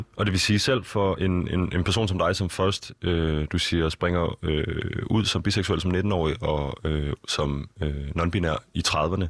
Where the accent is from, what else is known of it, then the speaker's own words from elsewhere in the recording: Copenhagen, Capital Region of Denmark, Denmark; jeg voksede op i København. Øh, hvad er det, en, en, en, en københavner som mig